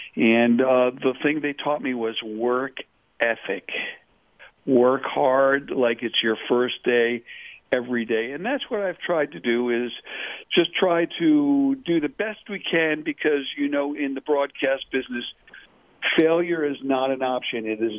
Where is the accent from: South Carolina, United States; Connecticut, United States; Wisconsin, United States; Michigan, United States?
Connecticut, United States; also born or lived in New Jersey; I grew up in New England, Connecticut, New Jersey.